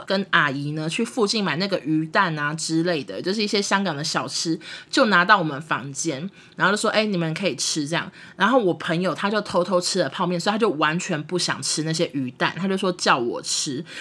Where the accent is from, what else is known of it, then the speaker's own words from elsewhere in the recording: Taiwan; accent: Taiwanese; 我们讲话口音非常的台湾